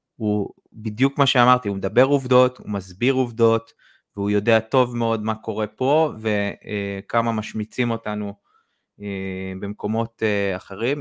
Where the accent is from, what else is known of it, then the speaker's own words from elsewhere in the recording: Israel; זה המקום ש, שנולדתי, שחייתי פה